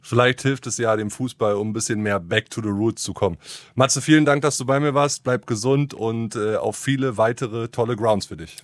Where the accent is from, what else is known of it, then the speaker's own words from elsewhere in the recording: Gramzow, Brandenburg, Germany; mein Heimatdorf Gramsow